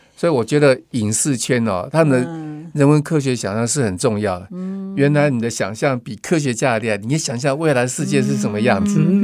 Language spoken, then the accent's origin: Chinese; Tainan, Taiwan; now in Taipei, Taiwan; 我台南人来了